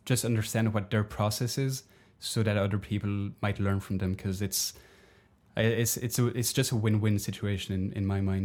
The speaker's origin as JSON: {"language": "English", "country": "Belgium", "moved": "yes", "said": "my home country of Belgium"}